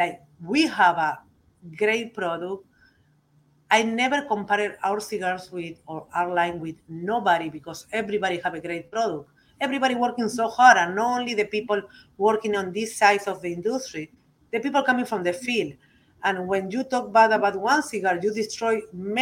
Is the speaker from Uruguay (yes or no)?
yes; Uruguay; English is a second language; now in United States; I just coming from Uruguay, I not coming from the tobacco country